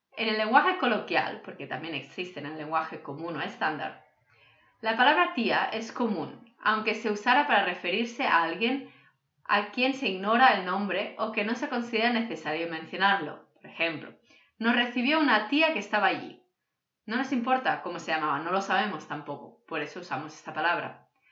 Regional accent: Catalonia, Spain; first language Catalan; Spanish is a second language; Cataluña, de donde soy yo

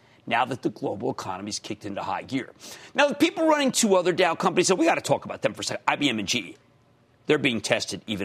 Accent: New Jersey, United States; my home state of New Jersey.

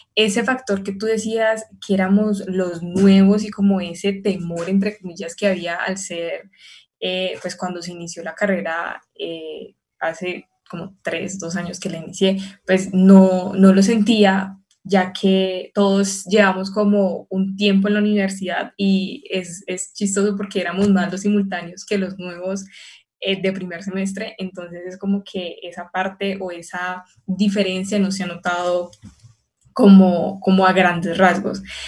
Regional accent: Palmira, Valle del Cauca, Colombia; yo soy de Palmira, entonces es como una hora

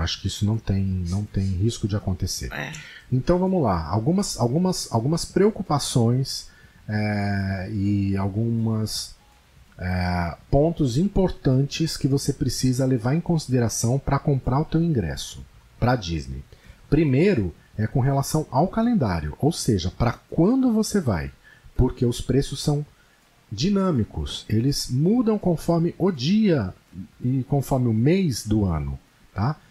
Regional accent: Paulista, São Paulo, Brazil; Em São Paulo, como eu sou paulista

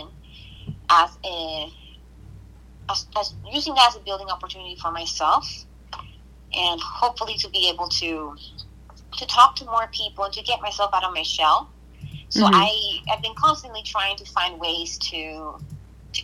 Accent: Guayama, Puerto Rico; now in United States; I'm from Guayama, Puerto Rico, and that was where I grew up

